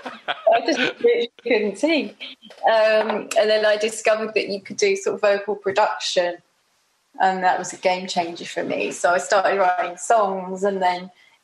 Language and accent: English; Bromley, London, United Kingdom; I grew up in Bromley, so it was very, you know, it's nice.